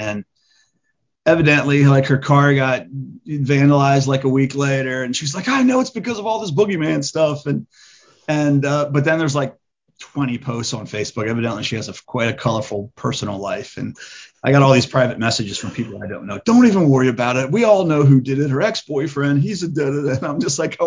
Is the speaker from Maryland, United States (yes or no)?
yes; Edgewood, Maryland, United States; it'll always be my hometown